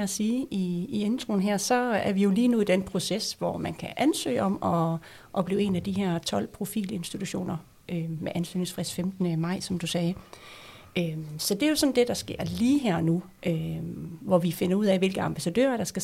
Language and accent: Danish; North Denmark Region, Denmark; i Nordjylland, hvor, hvor jeg kommer fra, der vil være øh, to profiler